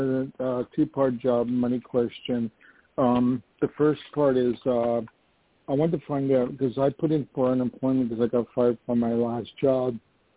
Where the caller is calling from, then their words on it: New York, United States; calling from New York.